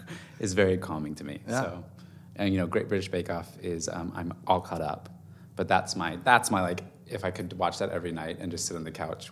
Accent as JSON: {"language": "English", "region": "California", "country": "United States", "tie": "born there", "also_born_or_lived": "Germany / Virginia Beach, Virginia", "said": "I was born in California, and we moved, I think we moved 8 times by the time I was a junior in high school. We lived in Germany for 3 years."}